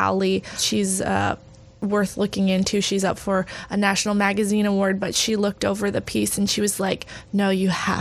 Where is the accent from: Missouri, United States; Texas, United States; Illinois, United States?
Texas, United States; I grew up evangelical in Texas.